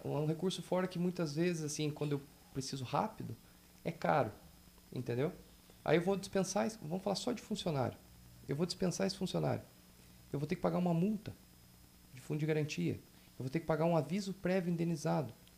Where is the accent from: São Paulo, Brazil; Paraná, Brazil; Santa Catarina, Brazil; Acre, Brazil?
Paraná, Brazil; Telêmaco Borba; eu sou de Telêmaco